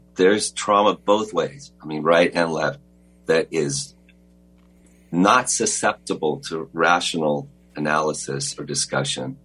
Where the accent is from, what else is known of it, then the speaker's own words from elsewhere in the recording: Los Angeles, California, United States; I was born in Los Angeles, you know I grew up was went to private school in Sherman Oaks